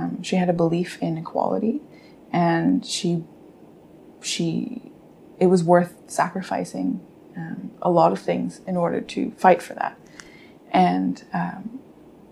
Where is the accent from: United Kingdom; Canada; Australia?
Canada; me and my sisters, although we grew up in Canada